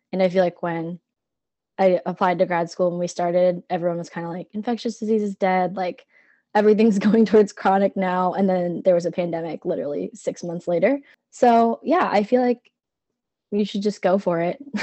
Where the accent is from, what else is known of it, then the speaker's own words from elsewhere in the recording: Cedar Rapids, Iowa, United States; I'm from Cedar Rapids, so not quite as far um, as Little Chute